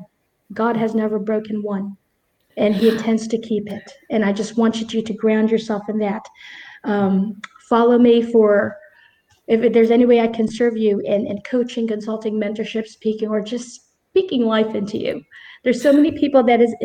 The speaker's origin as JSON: {"language": "English", "country": "Philippines", "said": "I chose the Philippines because it's my home country"}